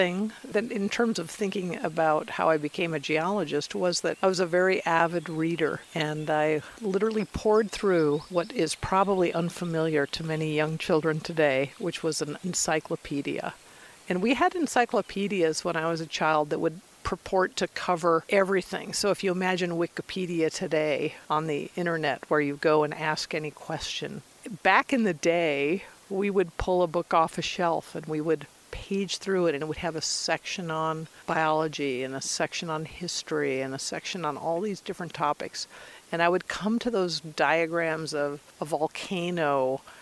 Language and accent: English; Illinois, United States; moved away as an adult; also born or lived in Colorado Springs, Colorado; growing up in Illinois